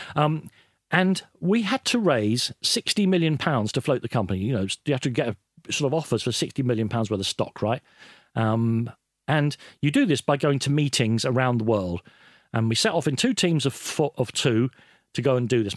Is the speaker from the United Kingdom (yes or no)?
no; Ireland; I'm Irish.